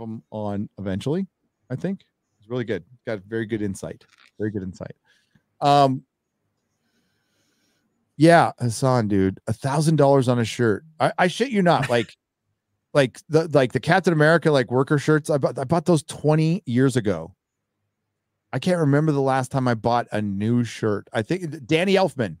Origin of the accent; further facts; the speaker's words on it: San Diego, California, United States; My San Diego Padres is a baseball team from my hometown